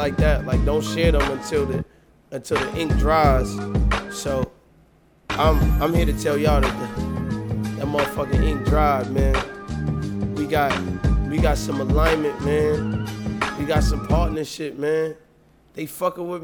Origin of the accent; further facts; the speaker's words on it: New York City, New York, United States; I'm from Brooklyn